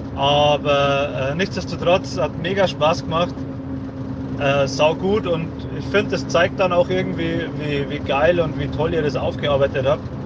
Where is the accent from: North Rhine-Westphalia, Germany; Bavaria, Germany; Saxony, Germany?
Bavaria, Germany; Upper Palatinate